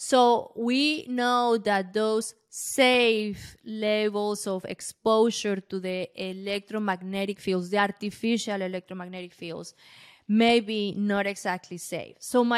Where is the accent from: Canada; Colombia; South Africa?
Colombia; English is a second language; I am from Colombia, and many places they don't have electricity.